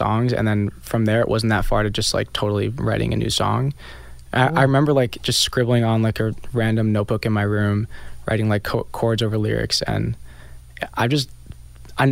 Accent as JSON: {"language": "English", "town": "Franklin Lakes", "region": "New Jersey", "country": "United States", "tie": "born or raised there", "moved": "as an adult", "lives_now": "Brooklyn, United States", "said": "I'm from Franklin Lakes"}